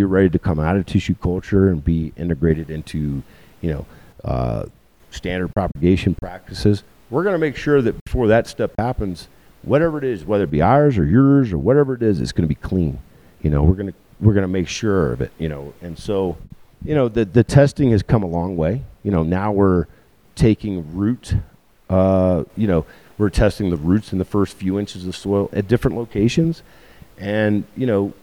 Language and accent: English; Richmond, Virginia, United States; moved away; I'm from Richmond, the south side of Richmond, on the south side of the James River. Chesterfield County was where I grew up